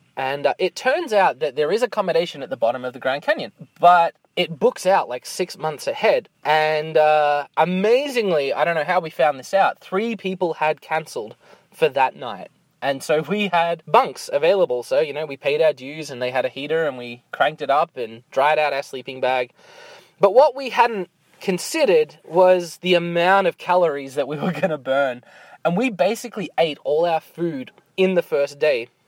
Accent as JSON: {"language": "English", "country": "Australia", "moved": "yes", "lives_now": "Canada", "said": "I'm from Australia"}